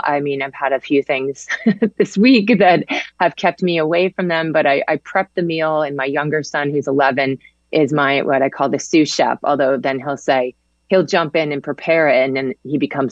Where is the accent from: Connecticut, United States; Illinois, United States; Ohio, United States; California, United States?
Connecticut, United States; also born or lived in Manhattan, New York; I was born in Manhattan, but I grew up in Connecticut